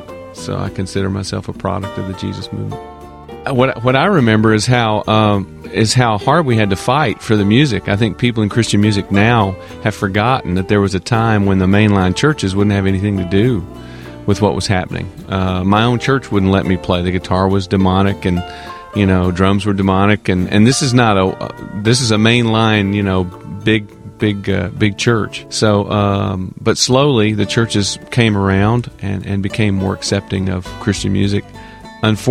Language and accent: English; Nashville, Tennessee, United States; I grew up in a part of town where everybody played, North Nashville.